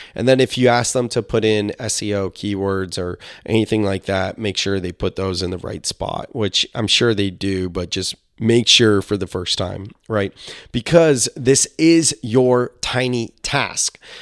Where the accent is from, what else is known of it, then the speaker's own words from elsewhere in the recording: Silicon Valley, California, United States; I'm a millennial from Silicon Valley